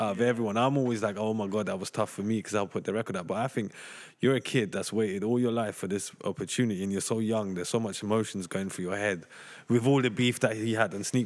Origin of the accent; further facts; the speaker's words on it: London, United Kingdom; I grew up in Tottenham